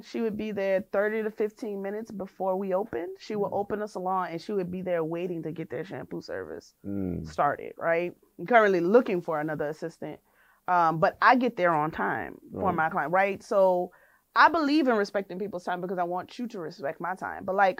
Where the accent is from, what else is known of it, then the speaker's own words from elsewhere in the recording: New Orleans, Louisiana, United States; I'm from New Orleans.